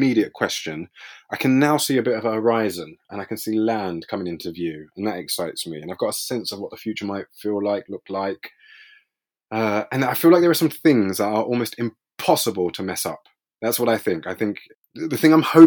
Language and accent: English; London, United Kingdom; I grew up in East London, in a place called Leytonstone, which is which borders Stratford